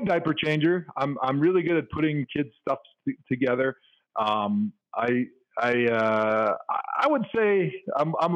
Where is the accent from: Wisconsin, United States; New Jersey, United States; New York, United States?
Wisconsin, United States; Milwaukee; I grew up in Milwaukee.